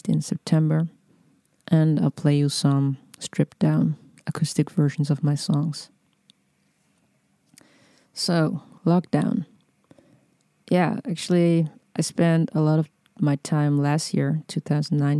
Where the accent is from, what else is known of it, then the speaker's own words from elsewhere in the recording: Netherlands; also born or lived in Amsterdam; I'm from the Netherlands and I'm recording this podcast from Amsterdam, which is where I'm based